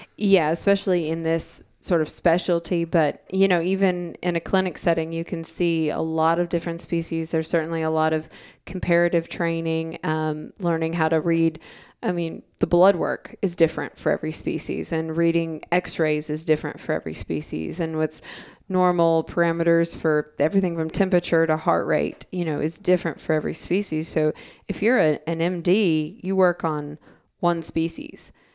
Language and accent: English; Arkansas, United States; I'm from Arkansas, I'm from a landlocked state